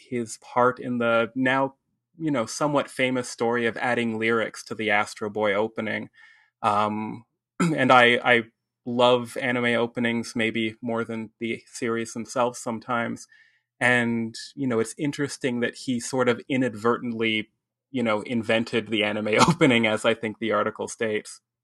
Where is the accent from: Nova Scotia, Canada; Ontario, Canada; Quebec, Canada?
Ontario, Canada; here in Ontario and, you know, as, as a Canadian